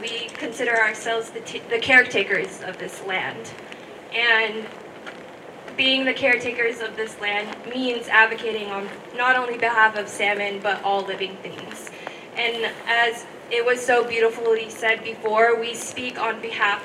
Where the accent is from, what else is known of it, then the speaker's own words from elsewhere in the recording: Lummi, Washington, United States; I come from Lummi.